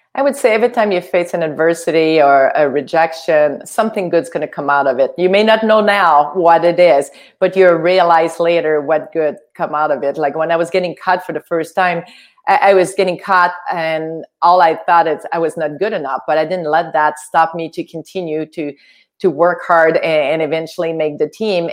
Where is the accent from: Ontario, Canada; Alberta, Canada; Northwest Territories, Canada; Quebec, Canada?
Quebec, Canada; English is a second language; moved away as an adult; also born or lived in United States; I was from Quebec. Uh, we only had French TV